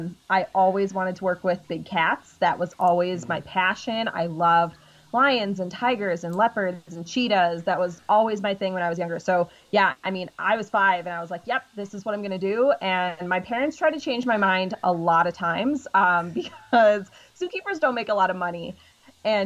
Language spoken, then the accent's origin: English; Illinois, United States; Yeah, I grew up in Illinois. So I'm originally from Illinois.